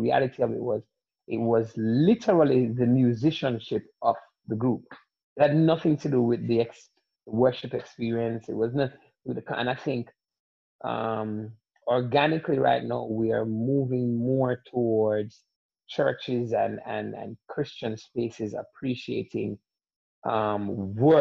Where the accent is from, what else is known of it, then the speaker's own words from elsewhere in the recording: Jamaica; moved away; also born or lived in Atlanta; growing up in Jamaica